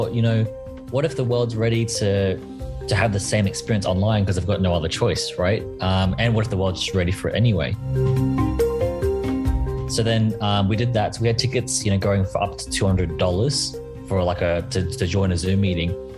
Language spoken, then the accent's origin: English; Australia; I am Australian